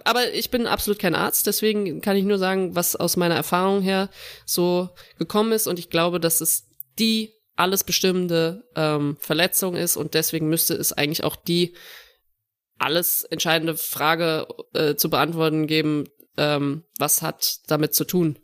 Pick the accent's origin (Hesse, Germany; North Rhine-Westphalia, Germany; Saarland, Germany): Saarland, Germany; Saarbrücken; moved away; ich bin in Saarbrücken auch groß geworden